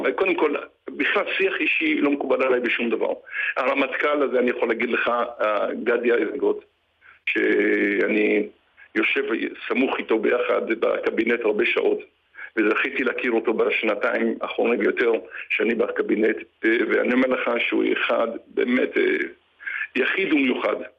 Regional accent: Bat Yam, Tel Aviv District, Israel; אני גדלתי בבת ים ואני מכיר את דרום תל אביב

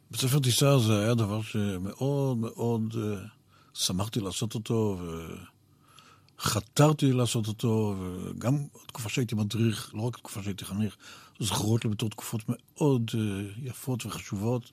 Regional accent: Israel

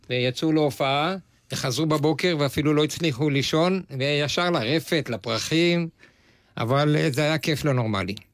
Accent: Bitzaron, Southern District, Israel; עדיין, ממושב ביצרון

